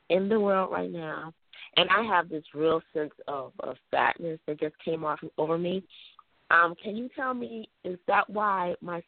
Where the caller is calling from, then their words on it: Georgia, United States; I'm calling from Georgia